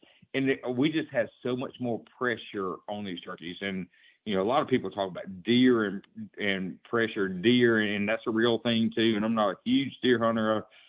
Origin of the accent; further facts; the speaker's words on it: United States; this is even my home state, but I'll even include Louisiana. Louisiana, Mississippi, and Alabama are the most difficult turkeys